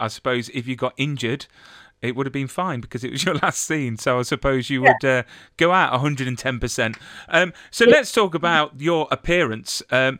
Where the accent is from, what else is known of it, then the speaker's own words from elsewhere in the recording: Nottingham, East Midlands, United Kingdom; also born or lived in Kent; I'm originally from Nottingham, moved down to Kent, spent 10 years down in Kent, and then moved back up. And I'm now starting to sound more like the locals here now. But when I lived down south, I had a southern